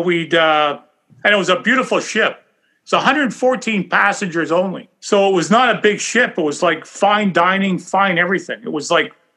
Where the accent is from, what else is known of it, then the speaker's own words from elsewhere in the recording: Canada; I probably would have been the only Canadian working there